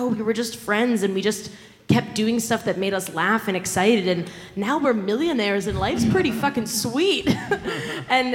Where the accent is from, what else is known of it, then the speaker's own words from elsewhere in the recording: Philadelphia, Pennsylvania, United States; I'm from Philadelphia